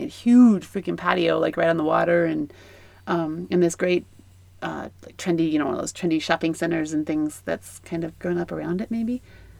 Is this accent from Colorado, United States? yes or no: yes; Colorado, United States; Come on, we're from Colorado.